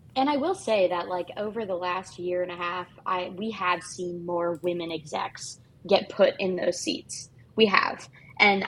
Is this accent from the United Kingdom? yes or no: no; Canada; legally as a Canadian